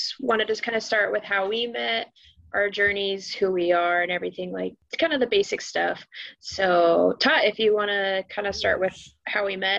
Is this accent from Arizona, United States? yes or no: yes; Arizona, United States; now in St. Louis, United States; Also born and raised in Arizona. So we're both from Arizona.